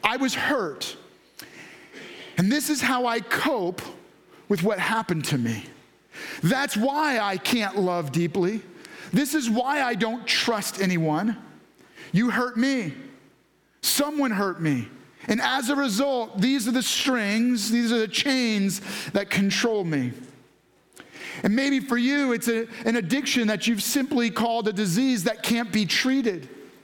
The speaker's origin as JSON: {"language": "English", "region": "New York", "country": "United States", "tie": "born or raised there", "said": "I was raised this way. I grew up in New York, so I just drive that way."}